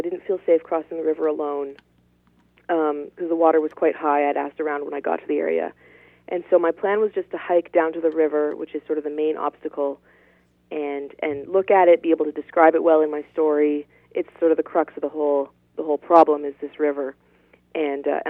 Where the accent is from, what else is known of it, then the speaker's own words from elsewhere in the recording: Ottawa, Ontario, Canada; moved away as an adult; also born or lived in northern England; now in Yukon, Canada; I got a job in my hometown of Ottawa, which is the capital of Canada